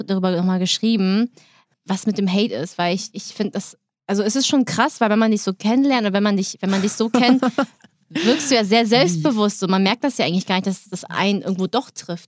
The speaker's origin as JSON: {"language": "German", "region": "Hamburg", "country": "Germany", "said": "ich bin Hamburgerin"}